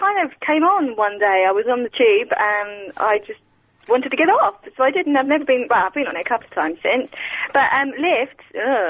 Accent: Croydon, London, United Kingdom; Because I'm from Croydon and I'm a hardcore chap.

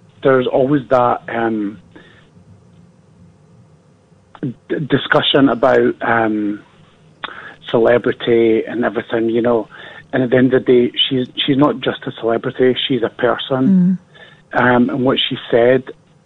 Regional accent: Scotland, United Kingdom; I'm from Scotland

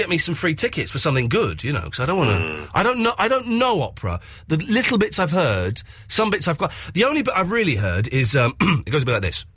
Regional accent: Slough, South East England, United Kingdom; I grew up in Slough

